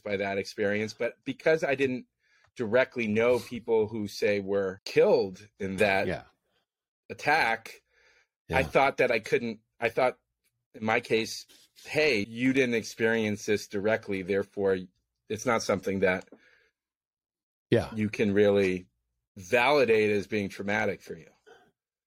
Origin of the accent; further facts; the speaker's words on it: San Francisco, California, United States; I was born and raised in San Francisco